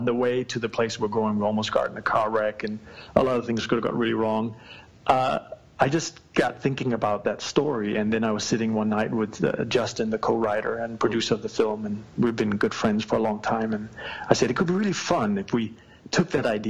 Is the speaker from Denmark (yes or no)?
yes; Denmark; now in Los Angeles, United States; my home country